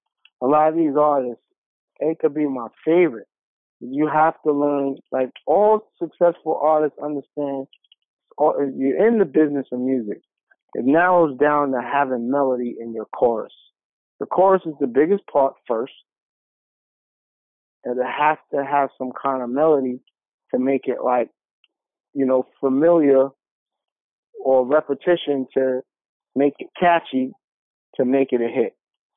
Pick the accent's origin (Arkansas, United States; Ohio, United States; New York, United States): New York, United States; Queens; South Jamaica. Queens that place, man.